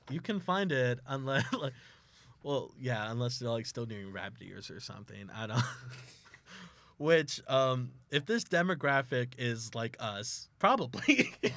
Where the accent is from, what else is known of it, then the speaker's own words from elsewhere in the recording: South Texas, United States; now in Oklahoma, United States; I am from South Texas